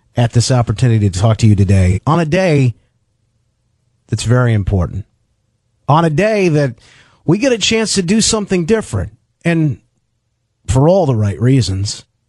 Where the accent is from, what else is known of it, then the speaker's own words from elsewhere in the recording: Grand Rapids, Michigan, United States; my hometown in West Michigan, where I live right now in Grand Rapids